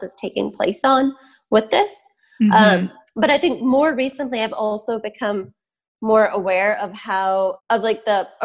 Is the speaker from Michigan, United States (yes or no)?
yes; Michigan, United States; I grew up in Michigan. My parents moved here before I was born.